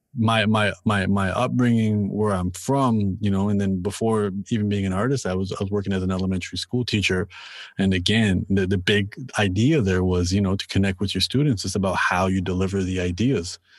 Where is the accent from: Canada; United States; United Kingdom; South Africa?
Canada; Toronto, Ontario; I'm from Toronto and I'm born and raised here